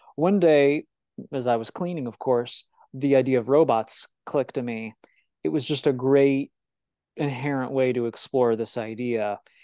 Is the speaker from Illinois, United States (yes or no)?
yes; Illinois, United States; I'm from Illinois